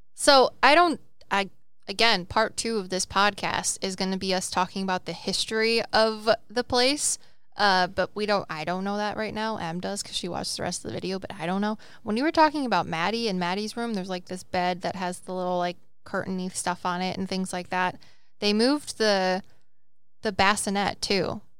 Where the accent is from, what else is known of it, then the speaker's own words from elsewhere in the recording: Welsh, Wales, United Kingdom; I'm Welsh